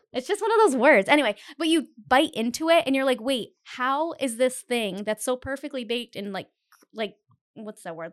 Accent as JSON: {"language": "English", "town": "Cumberland", "country": "United States", "said": "I'm from Cumberland"}